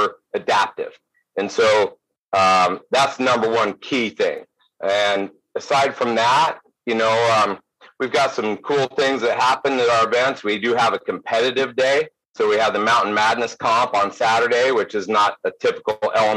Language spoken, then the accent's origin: English; Durango area, Colorado, United States; our original location in Colorado, Purgatory Resort. That's my hometown